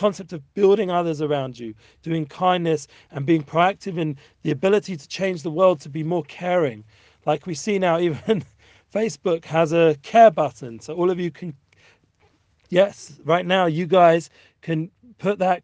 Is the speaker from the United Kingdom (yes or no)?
yes; England, United Kingdom; moved away; I'm from England originally, and I'm a Jew